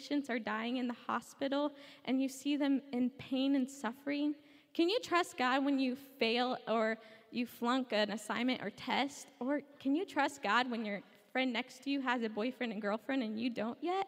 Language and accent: English; Brownsburg, Indiana, United States; I'm from Brownsburg, Indiana, which is on the west side of Indianapolis.